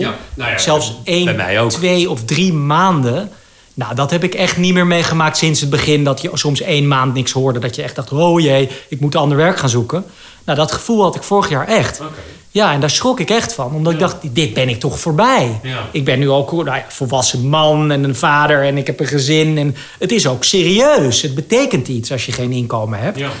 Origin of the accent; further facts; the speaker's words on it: Amsterdam, North Holland, Netherlands; ik ben natuurlijk opgegroeid in Amsterdam